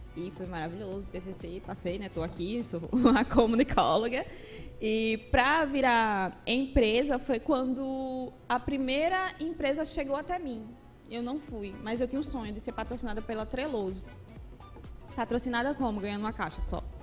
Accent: coastal metropolitan region of Paraíba, Brazil; Eu sou da região metropolitana do litoral aqui

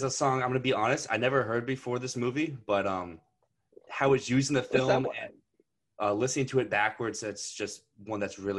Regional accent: Richmond, Virginia, United States; I'm from Richmond, for the people who don't know, and that's about like an hour and a half drive normally.

